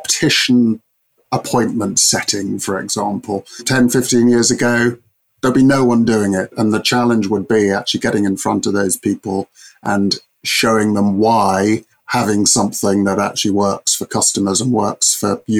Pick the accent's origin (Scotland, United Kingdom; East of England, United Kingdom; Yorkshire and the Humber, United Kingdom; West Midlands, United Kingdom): East of England, United Kingdom; Cambridge; I'm from proper Cambridge